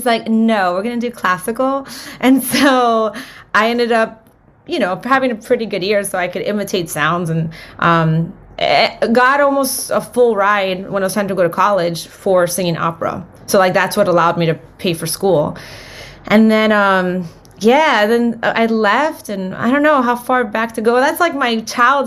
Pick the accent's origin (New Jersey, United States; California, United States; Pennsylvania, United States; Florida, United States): Florida, United States; Miami; moved away as an adult; also born or lived in Los Angeles; I was born in Miami, Florida, and my family's from Cuba. And yeah, I was born and raised there, and I moved to Los Angeles probably when I was like 20, maybe